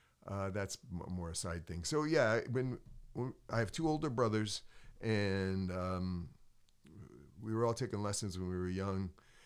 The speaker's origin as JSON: {"language": "English", "town": "Preston", "region": "Connecticut", "country": "United States", "tie": "born or raised there", "said": "Hometown, Preston, Connecticut, small town."}